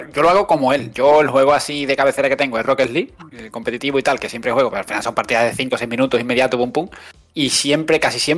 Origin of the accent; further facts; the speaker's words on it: Andalusia, Spain; me ha calado como andaluz.